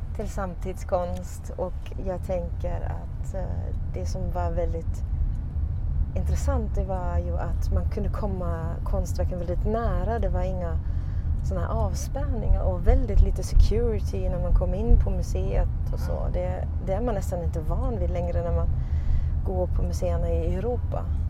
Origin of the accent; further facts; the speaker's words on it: Sweden; vi i Sverige